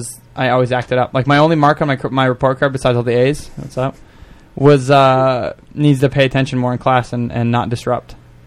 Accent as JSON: {"language": "English", "region": "Montana", "country": "United States", "moved": "yes", "said": "I'm from Montana."}